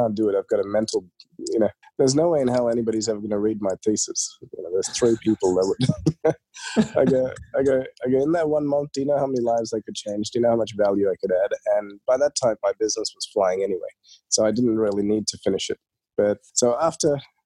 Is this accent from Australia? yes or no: yes; Australia; also born or lived in India; when we were growing up, so we moved to Australia in 1991